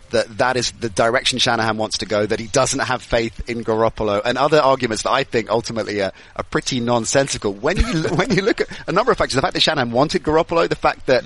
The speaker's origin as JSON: {"language": "English", "region": "West Coast", "country": "United States", "said": "Maybe is, it's because I'm from"}